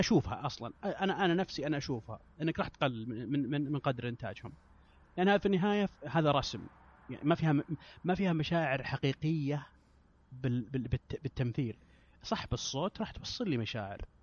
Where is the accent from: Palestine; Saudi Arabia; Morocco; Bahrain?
Saudi Arabia; انا من السعوديه